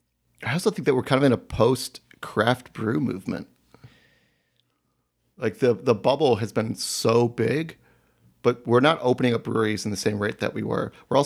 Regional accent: Cleveland, Ohio, United States; oh, I'm from Cleveland. I drove all the way out here to be with my Seattle brethren.

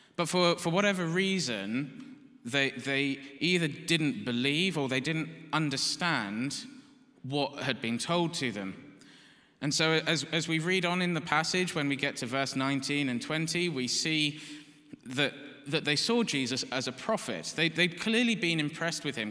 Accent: United Kingdom; we're British

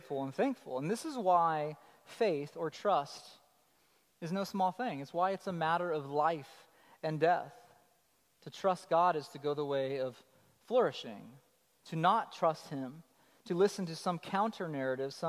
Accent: Colorado, United States; I'm from Colorado

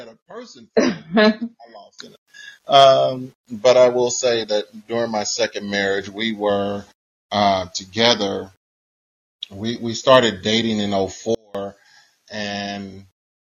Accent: Kansas City, Missouri, United States; But I am from Kansas City, Missouri, born and raised

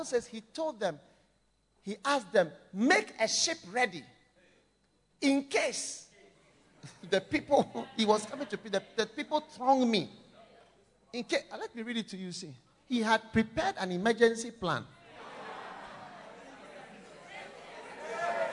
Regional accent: Ghana

